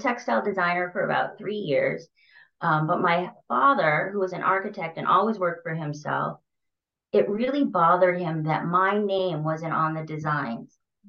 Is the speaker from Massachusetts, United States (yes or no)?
yes; Massachusetts, United States; moved away as an adult; also born or lived in New York City; now in Hoboken, United States; because I came from Massachusetts, which is more rural, to New York.